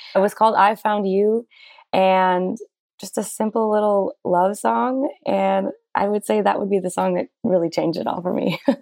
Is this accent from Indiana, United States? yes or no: no; Minnesota, United States; growing up in Minnesota and in a small town in particular